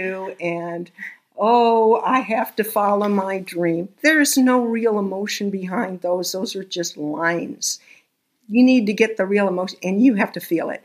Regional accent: Texas, United States; I was born in Texas.

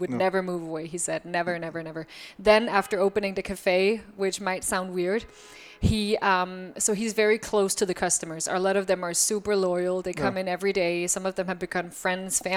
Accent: Copenhagen, Capital Region of Denmark, Denmark; also born or lived in Berlin, Germany; now in Brooklyn, United States; I was born in Copenhagen

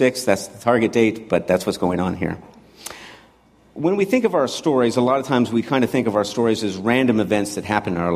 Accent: Montana, United States; moved away as an adult; also born or lived in San Francisco; I grew up in Montana, so to go to San Francisco was a jump

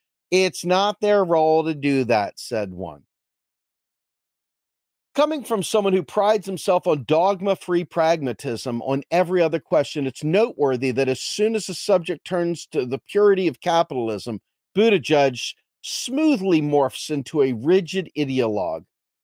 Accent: New Zealand; It was the same in my home country of New Zealand

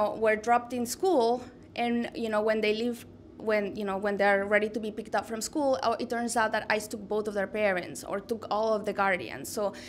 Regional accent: United States; my hometown in the United States was the birth of one of the most radical like communist labor movements.

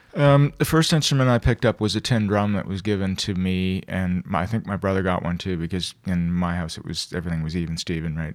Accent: Toronto, Ontario, Canada; born and raised here. I never left here

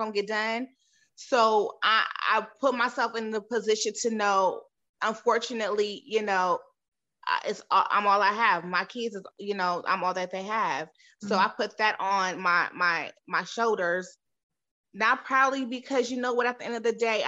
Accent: San Diego, California, United States; now in Texas, United States; I'm originally from San Diego, California. I just resided in Texas.

